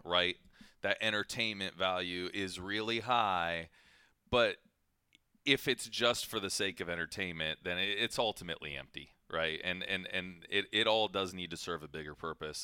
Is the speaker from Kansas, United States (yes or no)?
no; Ohio, United States; moved away; I grew up in Ohio